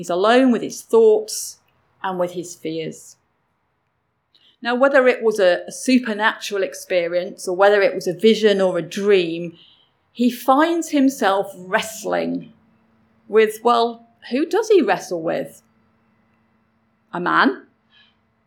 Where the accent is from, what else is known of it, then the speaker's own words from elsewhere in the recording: England, United Kingdom; I grew up in England